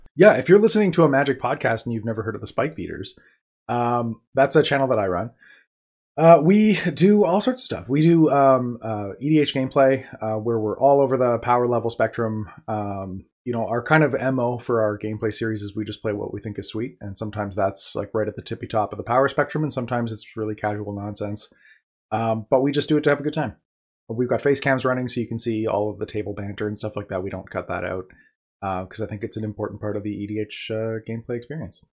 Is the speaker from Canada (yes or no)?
yes; Manitoba, Canada; I'm from Manitoba, Canada